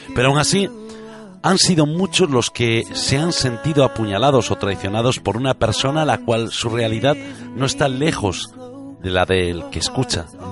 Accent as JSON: {"language": "Spanish", "region": "Galicia", "country": "Spain", "tie": "born or raised there", "said": "Nací y me crié en Galicia y me siento gallego"}